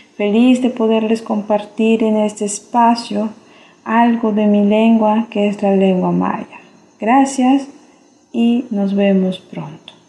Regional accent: Chapab, Yucatán, Mexico; Soy del municipio de Chepap, del estado de Yucatán

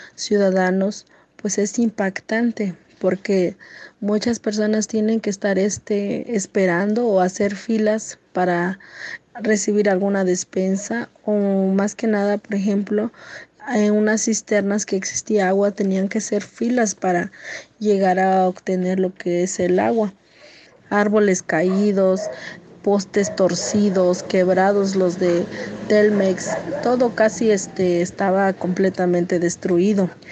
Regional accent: Copanatoyac, Guerrero, Mexico; soy originaria de la comunidad de Ocotequila, municipio de Copanatoya

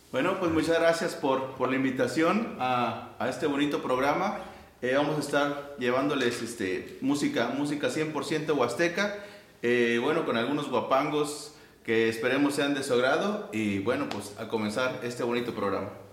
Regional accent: San Luis Potosí, Mexico; soy de aquí de la mera capital potosina

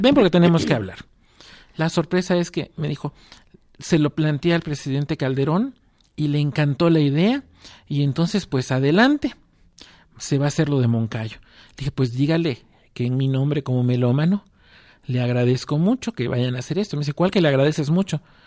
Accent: Mexico; como mexicanos estábamos obligados

